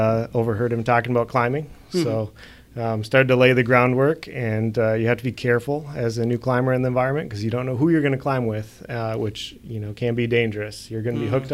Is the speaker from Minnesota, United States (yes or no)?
yes; Minnesota, United States; in high school, I was from Minnesota, yeah. So we don't have a lot of mountains there.